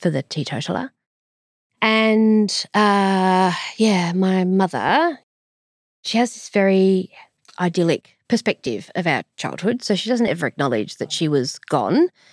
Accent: Sydney, New South Wales, Australia; also born or lived in Strathfield; I grew up in Camp Zee in, in a ish city, Sydney, and then Strathfield

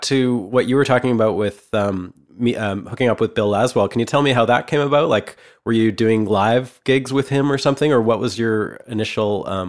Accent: Vancouver, British Columbia, Canada; moved away as an adult; now in Nashville, United States; I'm from Vancouver, so I spent a lot of time in Calgary

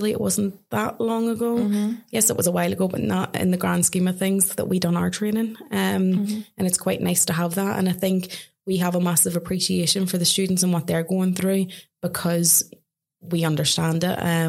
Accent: Ireland; also born or lived in Australia; now in England; I come from Ireland, I work in England

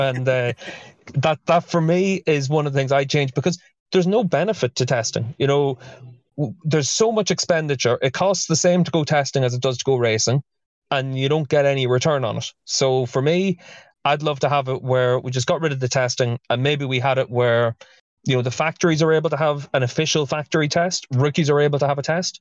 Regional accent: Dundalk, Leinster, Ireland; I'm from Dundalk, and we had the Dundalk races

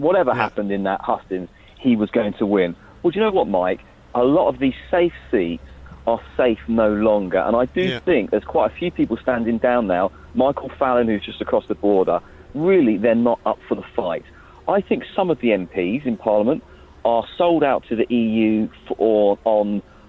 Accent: Orpington, London, United Kingdom; because I'm from Orpington.

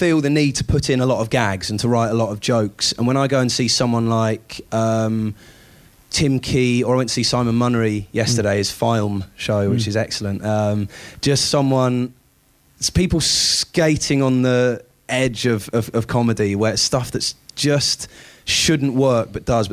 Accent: United Kingdom; being a Brit

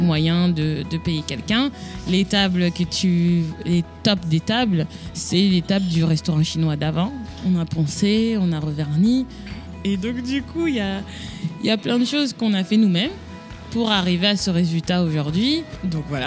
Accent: Paris, Île-de-France, France; moved away as an adult; now in Boston, United States; Je viens d'une euh, banlieue, je viens de Paris

